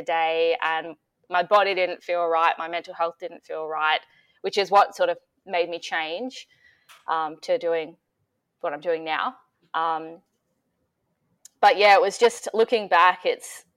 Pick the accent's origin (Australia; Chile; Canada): Australia; Metung, Victoria; now in Melbourne, Australia; I grew up in Metung, so it's near the beach.